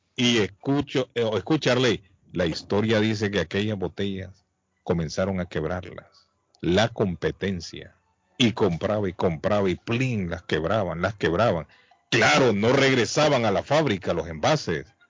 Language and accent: Spanish; La Ceiba, Atlántida, Honduras; born or raised there; now in Massachusetts, United States